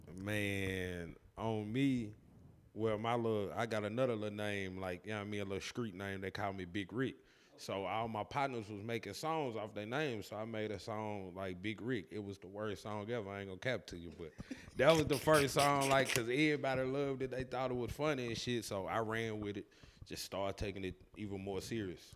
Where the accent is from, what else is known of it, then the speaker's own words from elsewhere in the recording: Tennessee, United States; I'm born and raised Cache River, Tennessee. Uh, I've been here my whole life.